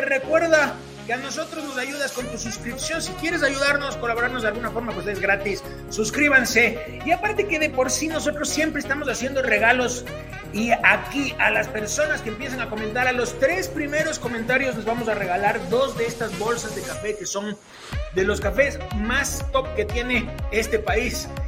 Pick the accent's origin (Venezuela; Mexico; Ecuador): Ecuador; nosotros como ecuatorianos tenemos una marca emblema que es Fioravanti